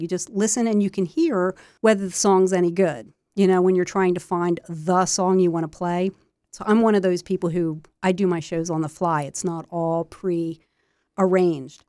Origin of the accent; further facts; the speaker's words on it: Wilmington, Delaware, United States; I was born in Wilmington, Delaware, off of Crook Row Highway, so kinda halfway between Wilmington and Newark, and, uh, grew up in the suburbs, the suburbs of Wilmington